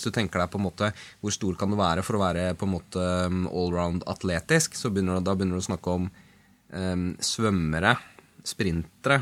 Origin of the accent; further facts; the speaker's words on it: Oslo, Norway; Jeg er fra Sankthanshaugen i Oslo